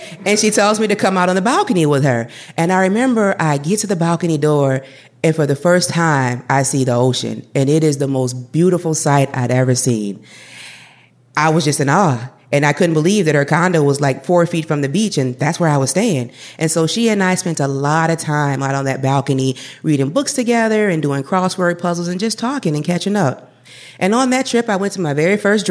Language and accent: English; Madison, United States; I grew up in Madison, where I primarily lived with my mom